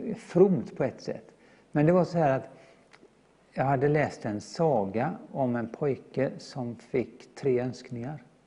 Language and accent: Swedish; Gothenburg, Västra Götaland, Sweden; är född och uppvuxen i Göteborg